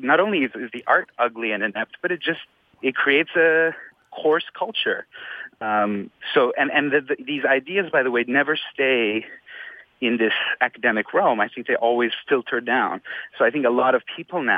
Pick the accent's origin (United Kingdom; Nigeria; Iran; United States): Iran; moved away; Muslim born, Shiite born in Iran, because I was born and raised in Iran